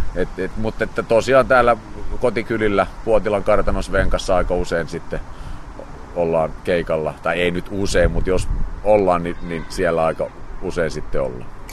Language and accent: Finnish; Helsinki, Uusimaa, Finland; also born or lived in Vuosaari, Helsinki; mä olen paljasjalkainen vartiokyläläinen, koska Myllypurossa vieti ensimmäiset vuodet. Sieltä käytiin Vuosaaressa ja sitten ollaan tässä Vartioharjussa asuttu vanhempien luona